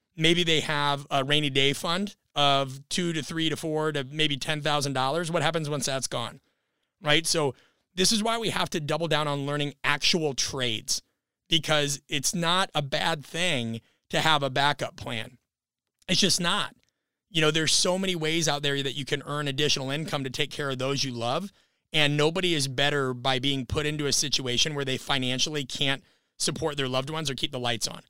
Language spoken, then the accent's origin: English; Nebraska, United States; I'm from Nebraska as well